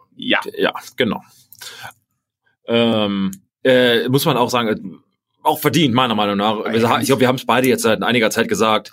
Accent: Germany; Germany. Und ich sag, gut, ich auch

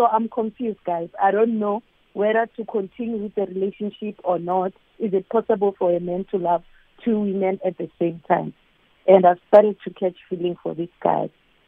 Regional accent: Gauteng, South Africa; I'm from Gauteng.

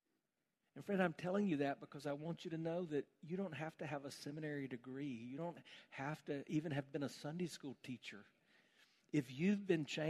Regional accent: South Carolina, United States; I grew up in South Carolina

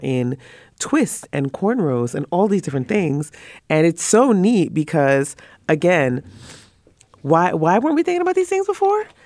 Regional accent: Trinidad & Tobago; I'm from the Caribbean and mm. um, Trinidad to be very specific, Trinidad and Tobago

